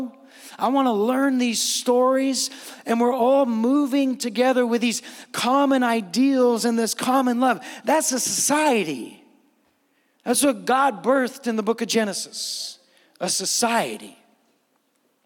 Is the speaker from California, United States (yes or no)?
yes; San Francisco, California, United States; moved away as an adult; now in Steinwenden, Germany; I'm not just coming from America. I'm coming from the West Coast. I'm coming from the Bay Area. I'm not just coming from the Bay Area. I'm coming from San Francisco